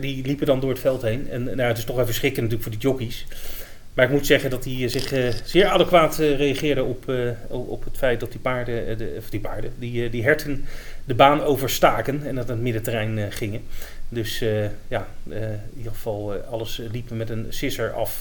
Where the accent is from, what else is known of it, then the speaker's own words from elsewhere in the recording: Netherlands; we zijn Nederlanders